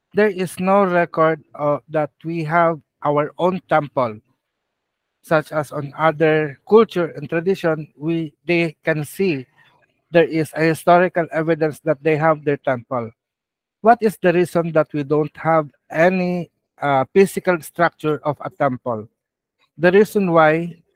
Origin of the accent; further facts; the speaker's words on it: Philippines; as a Filipino, indigenous one